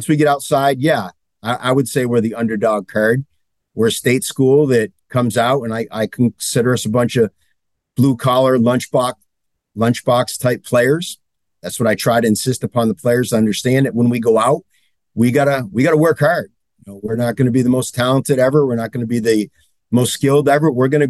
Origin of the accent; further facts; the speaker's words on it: hometown containing Mount Hermon, Massachusetts, United States; I had the opportunity to go back to my hometown, which most people aren't aware of it other than Mount Hermon is in my town.